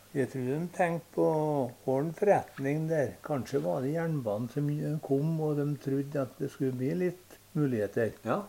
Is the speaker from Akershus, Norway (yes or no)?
no; Støren, Trøndelag, Norway; Jeg kom fra Støren